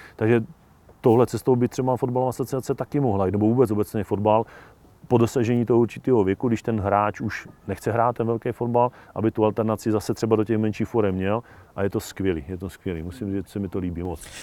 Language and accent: Czech; Hněvotín, Nedvězí, Nemilany, Kožušany area, Olomouc Region, Czechia; Hněvotí, Nedvězí, nemilaný, Kožušany, sousední dědiny